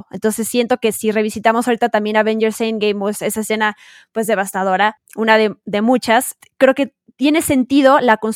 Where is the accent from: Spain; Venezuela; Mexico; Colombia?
Mexico; accent: Mexican; Soy bilingüe con mi acento mexicano, orgullosamente mexicano, fíjense.